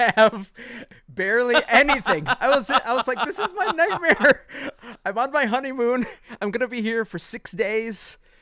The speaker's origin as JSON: {"language": "English", "region": "Midwest", "country": "United States", "said": "a Midwesterner slash American"}